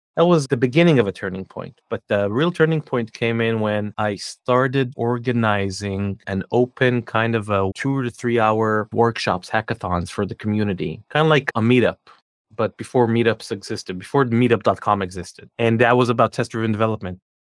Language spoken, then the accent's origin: English; Israel; moved away as an adult; also born or lived in Scandinavia / New Jersey, United States / California, United States; I'm born and raised in Israel, but we lived in Scandinavia for a few years, and then we lived in the U S for a few years